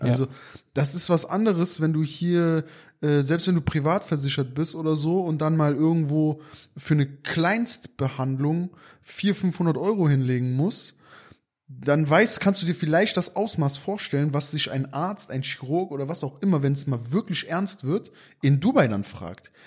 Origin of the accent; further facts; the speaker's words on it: Aachen, North Rhine-Westphalia, Germany; hier bei uns in Aachen